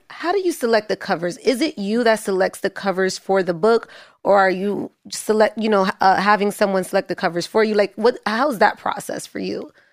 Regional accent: New York City, New York, United States; I grew up in Harlem

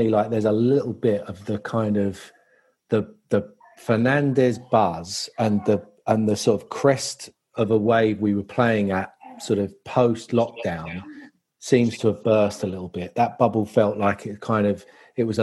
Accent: Chislehurst, London, United Kingdom; I am, funnily enough, not far from Orpington, Chislehurst. Slightly more posh.

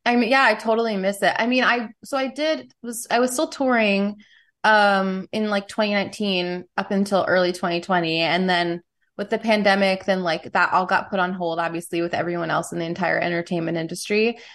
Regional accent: New York City, New York, United States; I grew up in New York City in the '90s

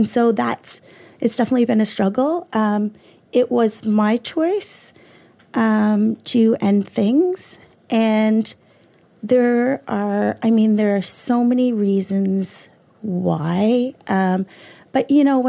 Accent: Cole Harbour, Nova Scotia, Canada; also born or lived in South Carolina; I'm from Cole Harbour

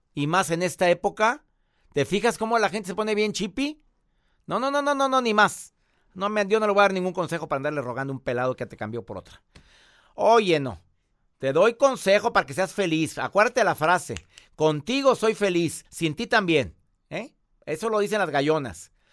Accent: Monterrey, Nuevo León, Mexico; Monterrey, Nuevo León, mi tierra.

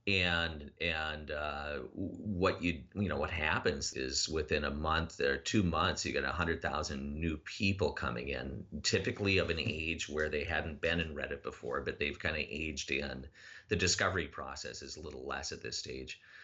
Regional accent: Minnesota, United States; I'm from Minnesota

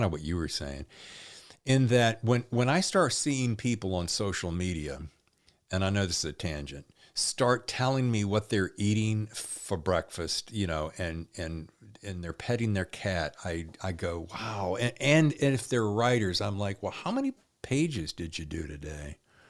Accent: the South, United States; Yeah, I think I grew up with the same. Yeah, you know, we grew up well in the South.

